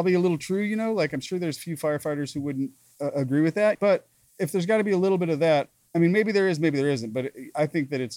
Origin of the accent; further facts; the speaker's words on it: Ukiah, California, United States; up in Ukiah, where Phil and I are from